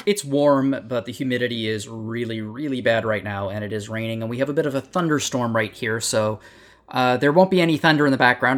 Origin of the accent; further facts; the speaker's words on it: Canada; I'm Canadian